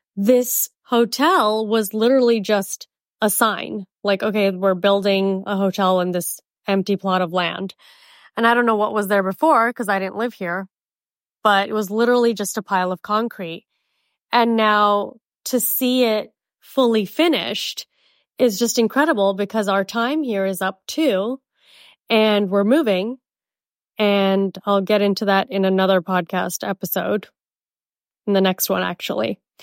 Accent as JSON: {"language": "English", "town": "Miami", "region": "Florida", "country": "United States", "also_born_or_lived": "Mumbai, India", "moved": "yes", "lives_now": "Scottsdale, United States", "said": "I'm from Miami"}